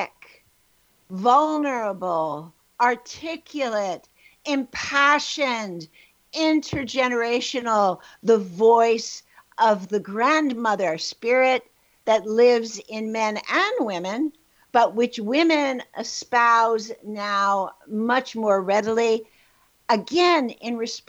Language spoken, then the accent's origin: English; New York City, New York, United States; I was born in the Bronx, New York, and in a very traumatic environment in my own home, but also in the world around me